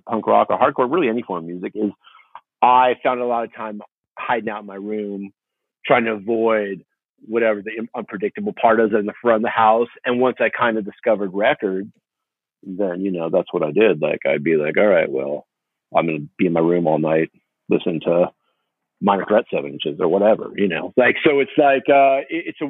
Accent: Huntington Beach, California, United States; also born or lived in Fountain Valley; born and raised in Huntington Beach and Fountain Valley

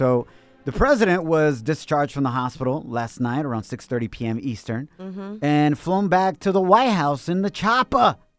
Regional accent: Ocotlán, Jalisco, Mexico; moved away; when I grew up in Mexico, in Ocotlán, Jalisco

